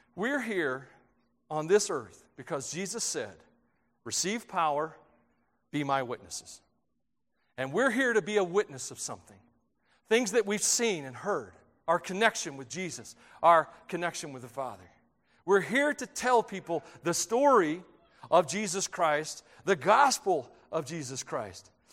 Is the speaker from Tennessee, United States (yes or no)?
yes; Tennessee, United States; moved away; I grew up in Tennessee